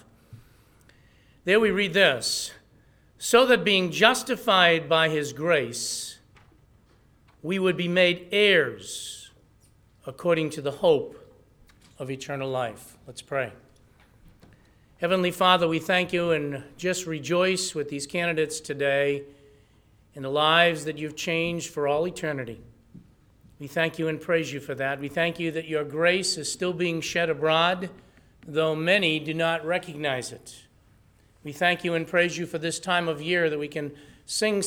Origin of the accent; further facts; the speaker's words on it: New England, United States; accent: New England; with my New England accent